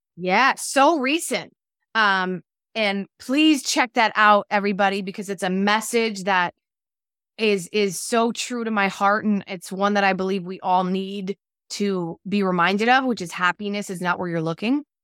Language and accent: English; New Jersey, United States; also born or lived in Los Angeles; I'm from New Jersey, I live in New Jersey